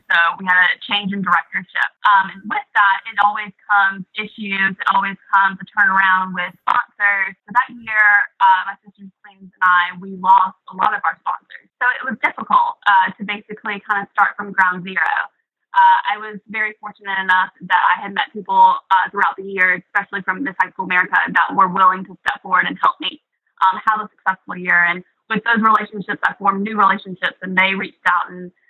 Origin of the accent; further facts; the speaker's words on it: Aiken, South Carolina, United States; accent: deep Southern; now in New York, United States; I grew up in Aiken, South Carolina. It's more of a retirement community. It's a very small, small town.